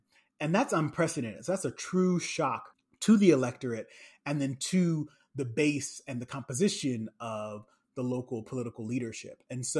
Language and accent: English; St. Paul, Minnesota, United States; moved away as an adult; also born or lived in Wisconsin / Berkeley, California; now in Ohio, United States; Originally, I'm from St. Paul, Minnesota